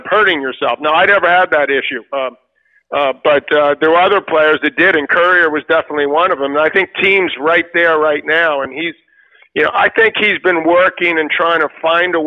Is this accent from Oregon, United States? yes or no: no; New York City, New York, United States; two kids like us growing up in Queens